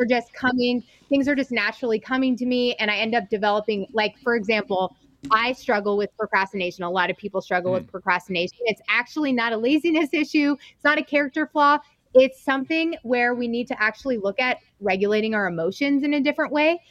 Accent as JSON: {"language": "English", "town": "Reno", "region": "Nevada", "country": "United States", "also_born_or_lived": "East Coast / Salt Lake City", "said": "I'm from Reno, Nevada."}